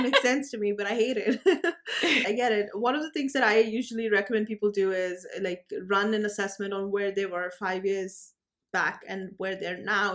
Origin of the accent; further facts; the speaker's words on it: India; I'm from India